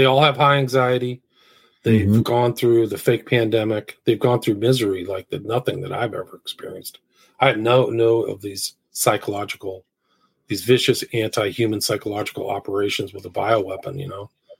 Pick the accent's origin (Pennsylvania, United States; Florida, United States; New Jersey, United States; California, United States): California, United States; San Francisco; Like, I grew up in San Francisco, and it's like, I think there's that book, San Francisco.